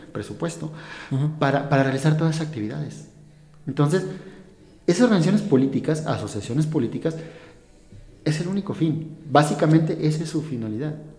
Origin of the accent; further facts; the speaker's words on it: Hidalgo, Mexico; soy mexicano, ¿no? Y yo, vengo de, del estado de Hidalgo